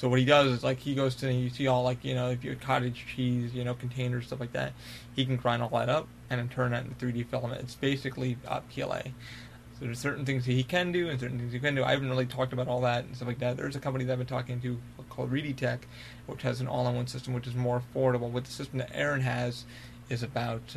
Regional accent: Albany, New York, United States; I'm from Albany, New York

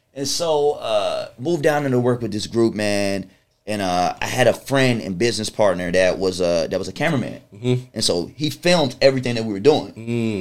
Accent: Chesapeake, Virginia, United States; also born or lived in Washington D.C.; I was born in Washington D.C. Okay. and uh, uh, uh, raised in, in, Chesapeake, Virginia

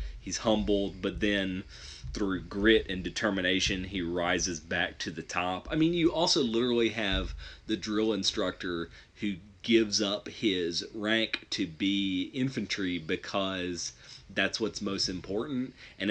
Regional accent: Detroit, Michigan, United States; I love RoboCop, and, you know, I'm from Detroit, so I'm proud of RoboCop.

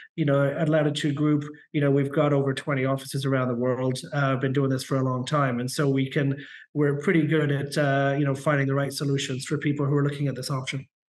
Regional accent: Canada; in Canada, we call it permanent residency

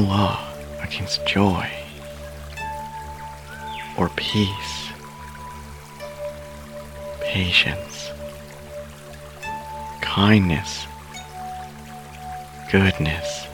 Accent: Canada; I'm Canadian

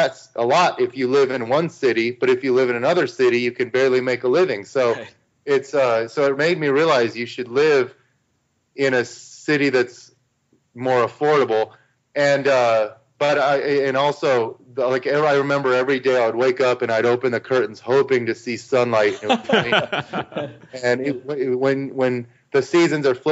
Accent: Arizona, United States; moved away as an adult; also born or lived in New Zealand; I was born and raised in Arizona, and I'm used to the sun.

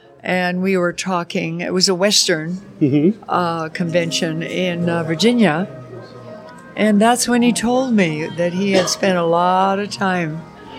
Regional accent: Alberta, Canada; born there; moved away; also born or lived in Montana / Oregon / California; I was born in Alberta, Canada, outside of Calgary.

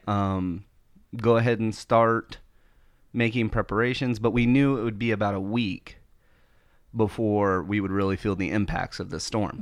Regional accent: Florida, United States; being born and raised in Florida, like, I am really familiar with hurricanes

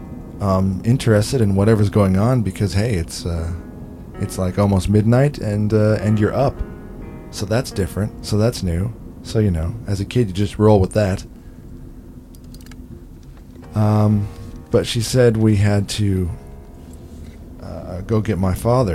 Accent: Arizona, United States; growing up in Arizona near the Colorado River

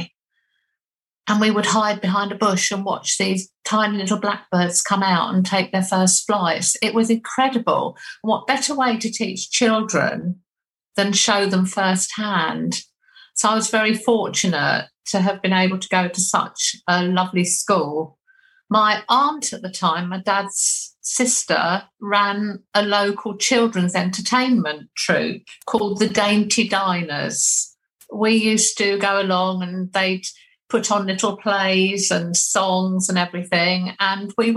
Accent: Haywards Heath, South East England, United Kingdom; I was born in Haywards Heath, which is also in Sussex

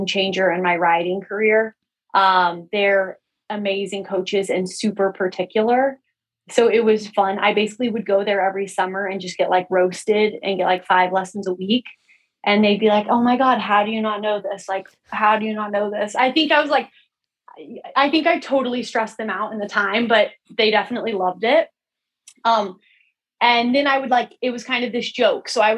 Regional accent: Midland, Texas, United States; moved away as an adult; I grew up in Midland, Texas, which is a really small town in West Texas

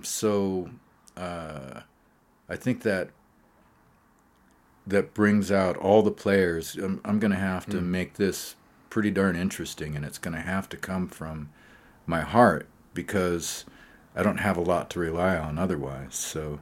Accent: Great Falls, Montana, United States; I was saying earlier about growing up in Great Falls. I didn't know anything about what was going on in New York City.

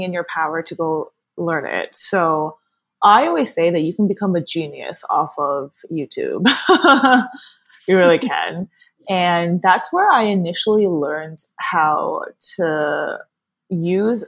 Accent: New Jersey, United States; So I was born and raised in Jersey. I've been living here my whole life

